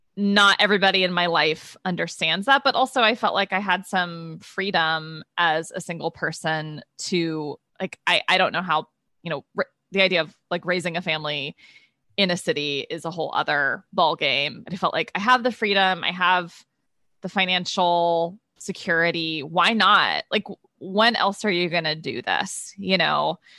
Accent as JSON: {"language": "English", "region": "Midwest", "country": "United States", "tie": "born or raised there", "moved": "as an adult", "lives_now": "New York, United States", "said": "I grew up in the Midwest, went to college in the Midwest"}